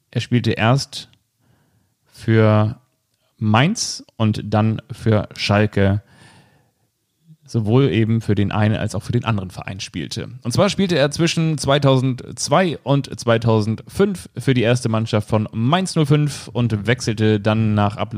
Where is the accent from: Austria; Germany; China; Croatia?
Austria; Neunkirchen, Lower Austria; born there; Ich bin in Neunkirchen geboren, ganz genau, und zwar am 7. April. Und Neunkirchen ist in Österreich.